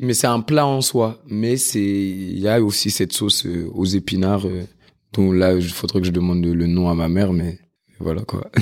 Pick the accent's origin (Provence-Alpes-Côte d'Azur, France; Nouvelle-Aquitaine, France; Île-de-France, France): Île-de-France, France; Paris; je suis né dans le 20e, j'ai grandi dans le 12e, puis dans le 13e. Et euh, voilà, maintenant aujourd'hui j'habite dans le 18e. Donc euh, Paris, Paris, Paris, Paris